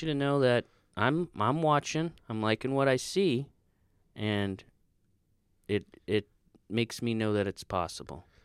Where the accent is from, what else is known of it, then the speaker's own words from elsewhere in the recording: Florida, United States; being from Florida